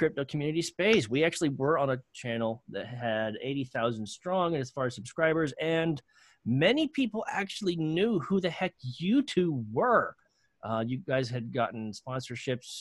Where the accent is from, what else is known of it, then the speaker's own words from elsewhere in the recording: North Carolina, United States; now in California, United States; I miss my home state of North Carolina